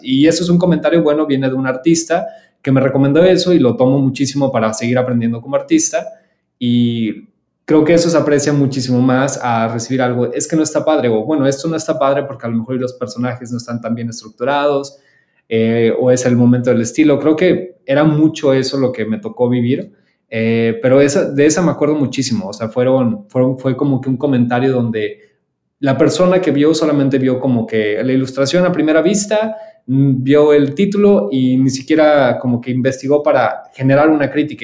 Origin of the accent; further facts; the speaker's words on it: Mexico; soy el único mexicano